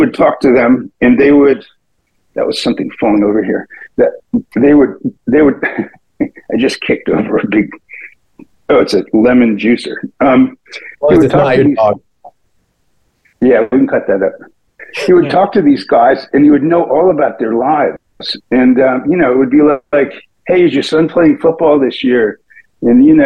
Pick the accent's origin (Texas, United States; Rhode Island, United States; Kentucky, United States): Rhode Island, United States; Providence; I am from Providence, Rhode Island. And I lived in three different places in Rhode Island growing up, but I was born in Providence.